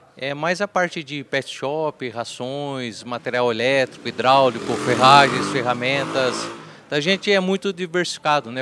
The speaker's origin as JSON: {"language": "Portuguese", "town": "Porangaba", "region": "São Paulo", "country": "Brazil", "tie": "born or raised there", "said": "Nasci em Porangaba"}